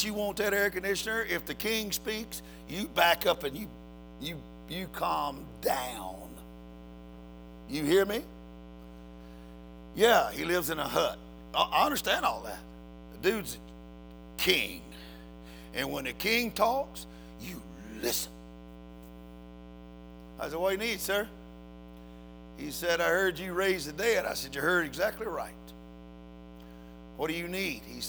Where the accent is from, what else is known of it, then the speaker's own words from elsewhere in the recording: United States; I'm an American